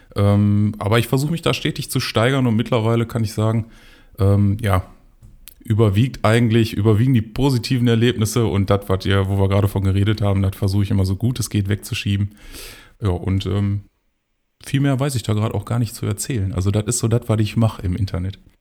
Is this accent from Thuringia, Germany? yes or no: no; Mülheim an der Ruhr, North Rhine-Westphalia, Germany; moved away as an adult; now in Oberhausen, Germany; gebürtig komme ich aus Mülheim und ähm, wohne aber jetzt schon ja, seit ich glaube, sechs Jahren sind es mittlerweile in Oberhausen